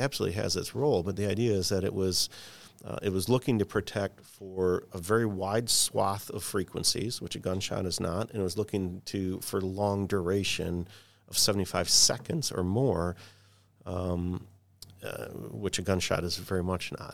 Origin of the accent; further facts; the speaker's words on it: Michigan, United States; growing up in Michigan, um, and I worked for for Henry Ford Health System for a long time